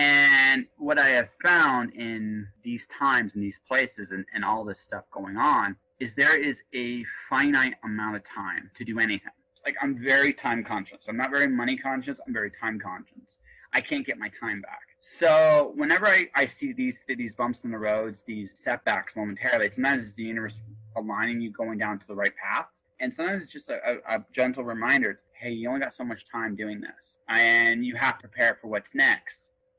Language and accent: English; Oshawa, Ontario, Canada; born there; also born or lived in Milton / Windsor / London, Ontario; I moved around a lot when I was a kid. I was born in Oshawa, lived in Milton, moved as a kid to Windsor, went back to Oshawa, then went to Park Hill, Ontario, went to London, Ontario, spent my summers in Detroit, Michigan